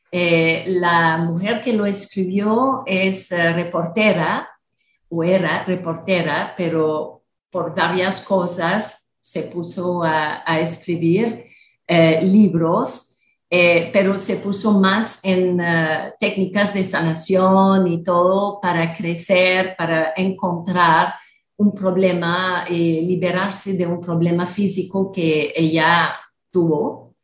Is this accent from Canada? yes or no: yes; Canada; moved away as an adult; now in Costa Rica; después de 30 años en la ciudad, viviendo en Costa Rica, que yo soy de Canadá.